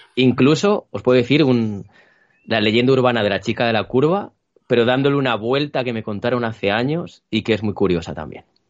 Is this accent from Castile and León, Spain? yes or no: yes; Toro, Castile and León, Spain; yo soy de un pueblo que se llama Toro